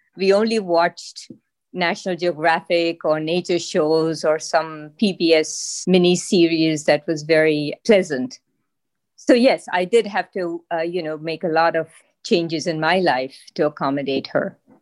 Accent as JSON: {"language": "English", "country": "Pakistan", "moved": "as an adult", "lives_now": "Massachusetts, United States", "said": "I am from Pakistan, and I arrived to the U S in, uh, early s, nineteen seventy-seven"}